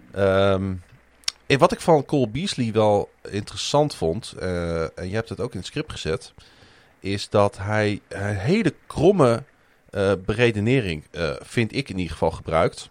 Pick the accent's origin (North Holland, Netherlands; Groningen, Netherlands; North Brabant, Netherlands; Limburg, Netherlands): Groningen, Netherlands; ik ben natuurlijk geboren en getogen in Groningen